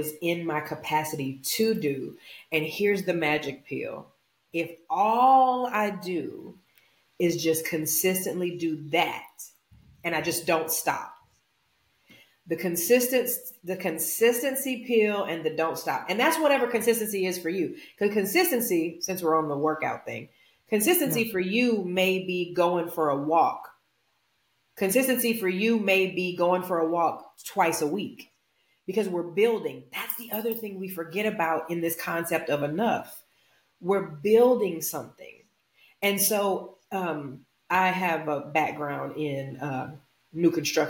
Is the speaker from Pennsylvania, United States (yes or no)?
no; Louisiana, United States; I'm from Louisiana